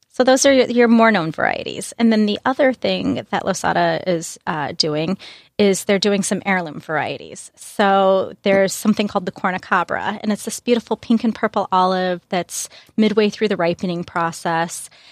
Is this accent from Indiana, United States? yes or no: no; Springfield, Illinois, United States; also born or lived in Chicago; now in Brooklyn, United States; I'm from Springfield, Illinois